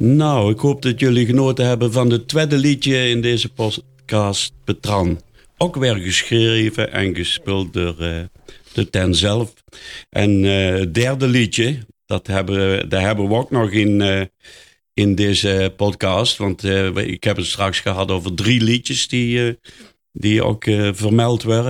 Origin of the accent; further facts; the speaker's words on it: Netherlands; ik ook uit de Meulenhoek kom.